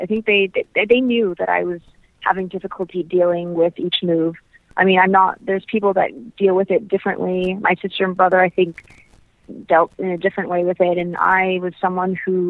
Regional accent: Canada; also born or lived in United States / England; We grew up in Canada, though, away from my grandparents.

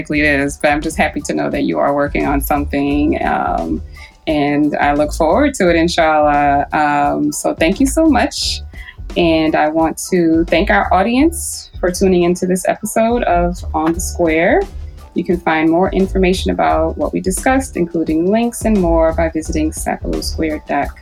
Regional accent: New Orleans, Louisiana, United States; I'm from New Orleans

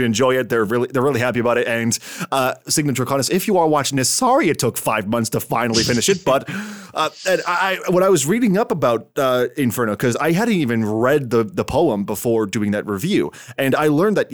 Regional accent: Canada; my home country of Canada

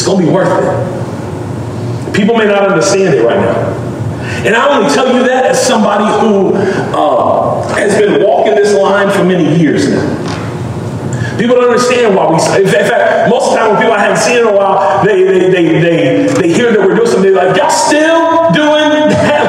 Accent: Memphis, Tennessee, United States; also born or lived in Mississippi; this city that God broke my heart for, my hometown, for Memphis

